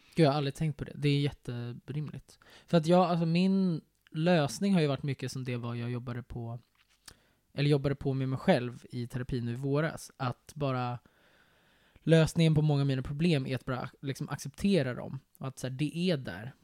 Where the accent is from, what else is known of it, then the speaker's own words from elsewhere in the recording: Sweden; jag är svensk